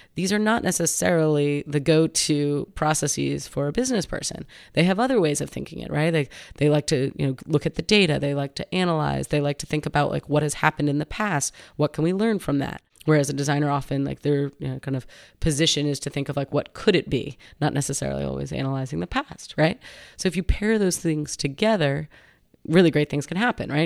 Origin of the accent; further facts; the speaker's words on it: Westchester County, New York, United States; moved away as an adult; now in San Francisco, United States; I grew up in New York, um, Westchester County, which is just north of New York City